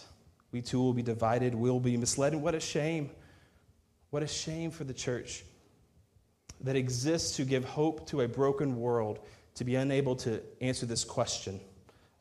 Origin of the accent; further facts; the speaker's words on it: Texas, United States; moved away as an adult; I'm a Texan